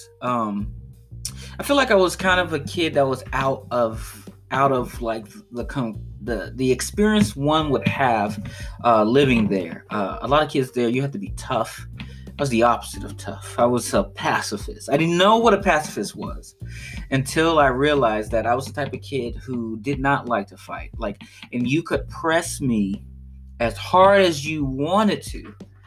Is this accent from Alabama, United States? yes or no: no; Chicago, Illinois, United States; I grew up on the south side of Chicago, just as a start. Like, I grew up in West Englewood neighborhood